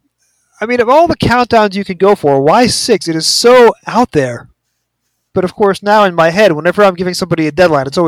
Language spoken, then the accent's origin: English; United States; being an American